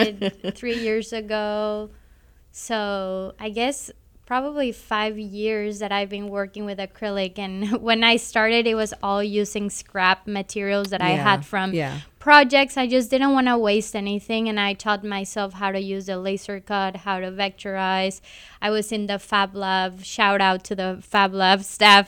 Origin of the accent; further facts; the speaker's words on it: Cancun, Quintana Roo, Mexico; now in Kansas City, United States; I was born in Cancun, Mexico